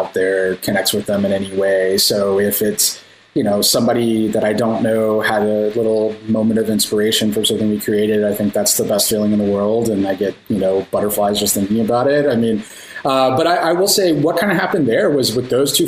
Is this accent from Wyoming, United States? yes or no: no; Austin, Texas, United States; we're both from the Austin area